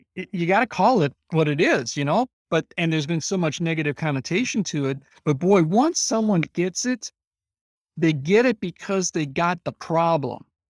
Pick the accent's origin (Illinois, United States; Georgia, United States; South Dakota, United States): Illinois, United States; I'm from Illinois, this is the corn capital of the world